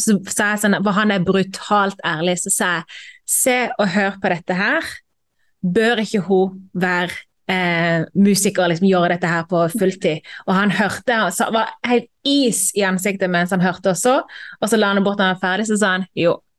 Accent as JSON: {"language": "Norwegian", "town": "Moss", "region": "Østfold", "country": "Norway", "said": "Jo, jeg kommer fra Moss."}